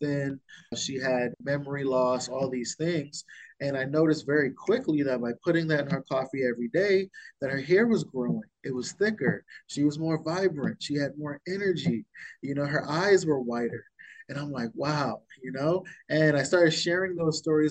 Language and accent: English; Bahamas; I was born and raised in the Bahamas